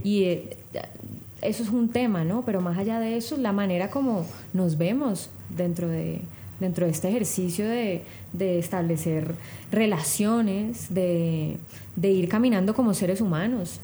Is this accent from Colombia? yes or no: yes; Cali, Valle del Cauca, Colombia